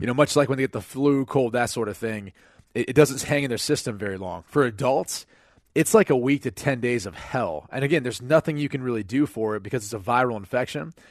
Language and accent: English; Cleveland, Ohio, United States; it's my hometown team that I grew up rooting for.